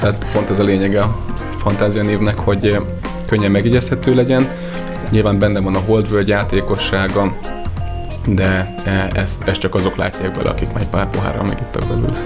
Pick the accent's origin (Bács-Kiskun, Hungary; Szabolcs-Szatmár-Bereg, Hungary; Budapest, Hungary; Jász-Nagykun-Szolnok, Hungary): Szabolcs-Szatmár-Bereg, Hungary; Nyíregyháza; nyíregyházi származású vagyok